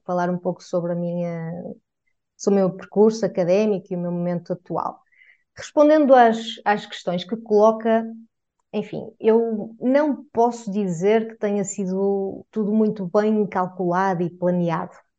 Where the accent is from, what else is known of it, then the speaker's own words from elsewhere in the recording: Portugal; enquanto portuguesa